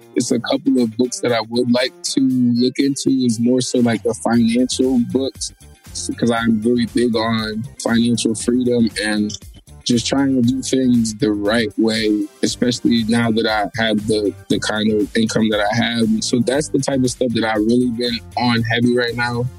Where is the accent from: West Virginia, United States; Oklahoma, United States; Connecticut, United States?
Connecticut, United States; Waterbury; I'm from Waterbury